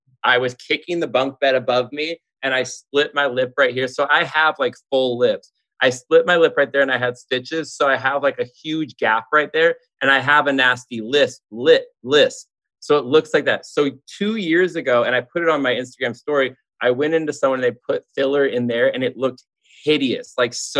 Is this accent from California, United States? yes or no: yes; Southern California, United States; moved away as an adult; also born or lived in Los Angeles; now in Nashville, United States; I'm born and raised in Southern California.